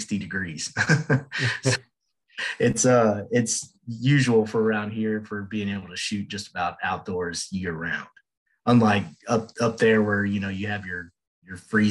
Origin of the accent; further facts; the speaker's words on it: Houston, Texas, United States; moved away; I'm from Houston